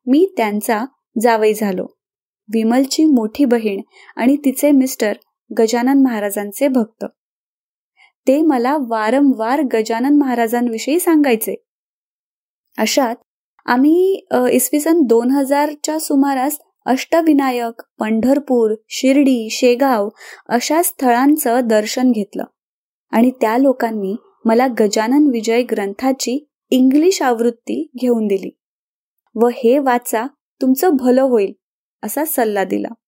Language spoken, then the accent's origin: Marathi; Narasapuram, Andhra Pradesh, India; first language Telugu; Marathi is a second language; आंध्र प्रदेशातील पश्चिम गोदावरी जिल्ह्यात नरसापुरम या लहान गावात माझा जन्म झाला माझं बालपण आणि शिक्षण आंध्र प्रदेशातच पार पडलं माझी मातृभाषा अर्थातच तेलगू